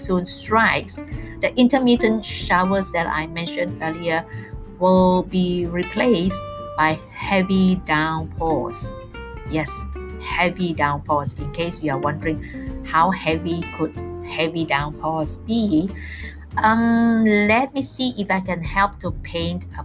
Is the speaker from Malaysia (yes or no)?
yes; Malaysia; I am totally schooled here in Malaysia.